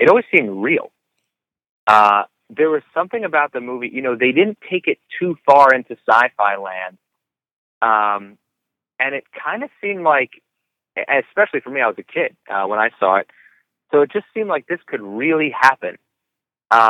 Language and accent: English; New York City, New York, United States; I'm a New Yorker